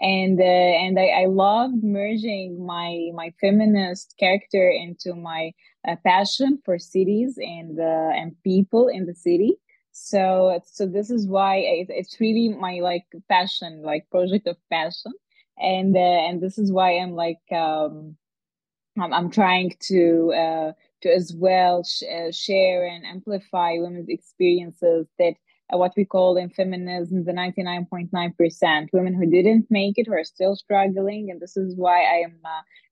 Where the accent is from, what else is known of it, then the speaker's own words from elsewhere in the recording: Dubai, United Arab Emirates; also born or lived in Egypt / Cairo / Netherlands; I was born and lived in Dubai most of my life, and I am Egyptian, so I've been in Cairo quite a lot as well.